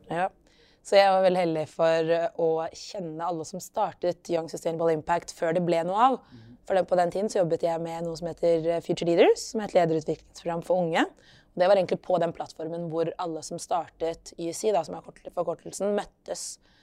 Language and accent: Norwegian; Oslo, Norway; also born or lived in Lillehammer / South Africa; født og oppvokst i Oslo. Ehm, bakgrunn fra opprinnelse fra Eritrea, men er født på Løkka.